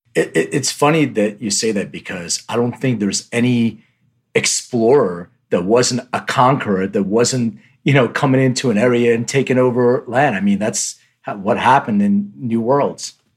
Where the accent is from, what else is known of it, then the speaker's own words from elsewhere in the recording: Philadelphia, Pennsylvania, United States; accent: Philly; also born or lived in Lithuania; I came when I was six, so I don't I don't really have an accent, just a Philly accent